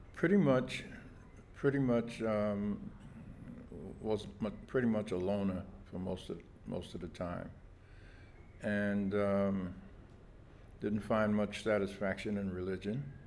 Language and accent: English; New York City, New York, United States; I was born in August 19th, 1939, at Kings County Hospital, right here in Brooklyn. Um, I lived in um, Bed-Stuy most of my life